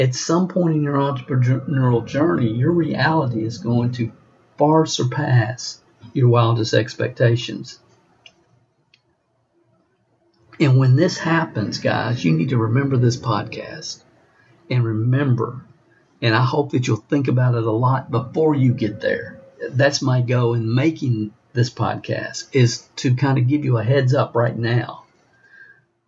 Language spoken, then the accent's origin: English; Stamping Ground, Kentucky, United States; I was raised in a little town in Kentucky, Stamping Ground